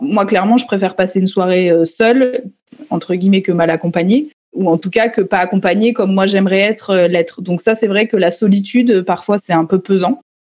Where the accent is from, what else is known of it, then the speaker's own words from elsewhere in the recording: Nevers, Bourgogne-Franche-Comté, France; Je suis née à Nevers, dans une famille, euh, on va dire, assez classique euh, française.